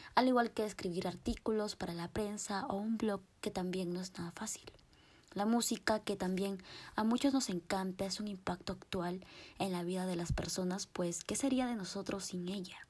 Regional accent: Guadalajara, Jalisco, Mexico; Soy mexicana de Guadalajara, Jalisco.

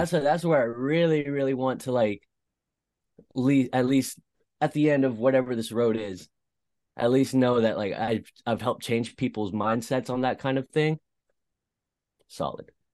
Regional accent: East Bay, California, United States; also born or lived in Concord, California; I'm from the East Bay.

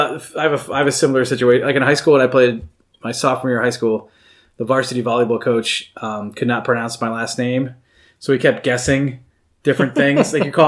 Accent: United States; but I'm American.

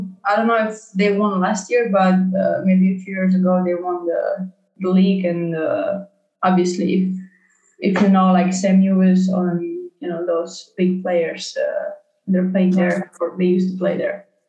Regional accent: Slovenia; born there; English is a second language; I was born in Slovenia

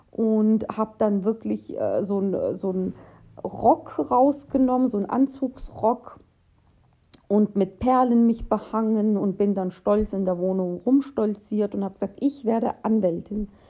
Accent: Russia; now in Germany; Denn ähm, wir kommen ja aus Russland, also meine Familie. Und ja, in Russland wird dir, werden dir viele Strukturen vorgegeben.

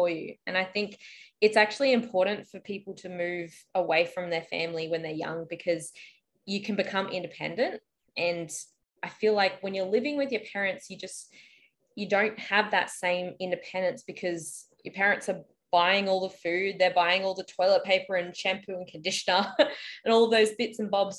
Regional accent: Brisbane, Queensland, Australia; also born or lived in Lismore, New South Wales / Melbourne; I'm from Brisbane and I currently live in Brisbane, but I have lived in Lismore, which is northern New South Wales

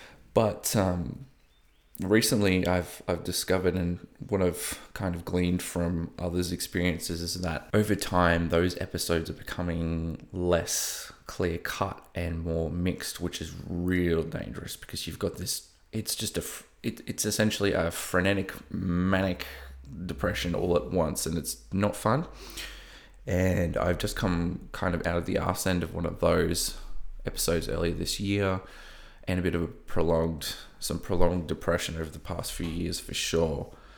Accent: Melbourne, Victoria, Australia; accent: Australian; So I live in Melbourne, in Australia, if you can't tell by my slightly broken accent, or I don't know, maybe, maybe not. I've lived halfway across the East Coast, so I've probably picked up a bit here and there.

